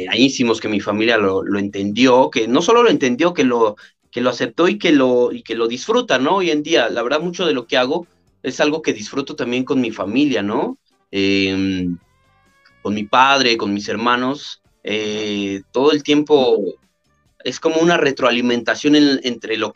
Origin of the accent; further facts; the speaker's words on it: Mexico City, Mexico; yo, yo, yo, nací aquí en Tláhuac.